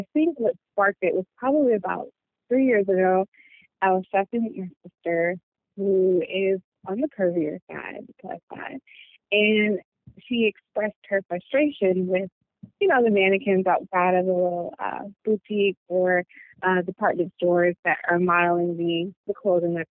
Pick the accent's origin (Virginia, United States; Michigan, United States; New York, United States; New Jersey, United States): New Jersey, United States; now in Charlotte, United States; I'm based out of Charlotte. I'm originally from New Jersey, so my designs have a bit of a Jersey swag to it.